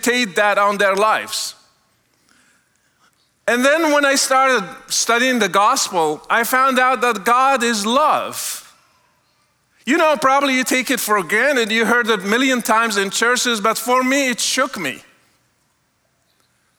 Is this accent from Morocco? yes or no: yes; Morocco; moved away; I was born and raised in Morocco